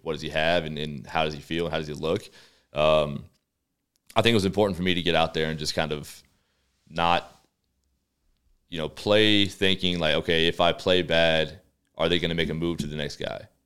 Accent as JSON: {"language": "English", "region": "Texas", "country": "United States", "moved": "as an adult", "lives_now": "Calgary, Canada", "said": "we're from the States, obviously. I'm from Texas"}